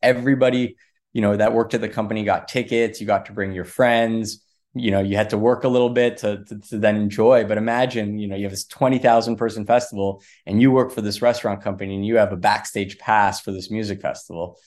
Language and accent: English; Los Angeles, California, United States; moved away as an adult; also born or lived in Washington, D.C. / Sydney, Australia; I grew up in Los Angeles